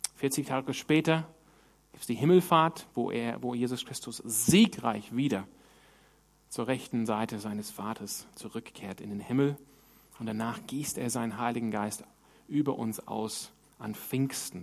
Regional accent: Sydney, New South Wales, Australia; moved away; wo ich herkomme in Sydney

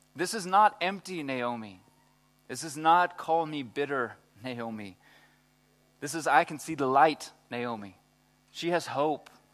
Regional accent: Texas, United States; I'm from Texas

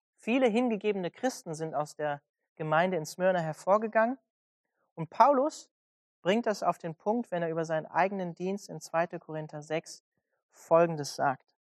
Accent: Germany; als Deutsche

